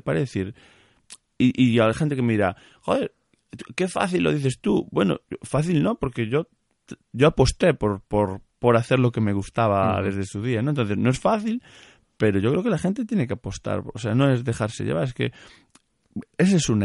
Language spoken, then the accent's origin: Spanish; Galicia, Spain